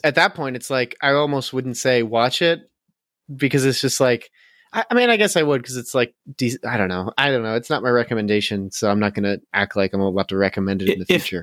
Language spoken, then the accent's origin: English; United States; as an American